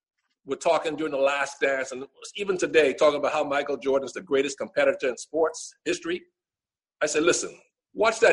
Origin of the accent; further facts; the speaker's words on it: Bahamas; now in United States; The island that I grew up on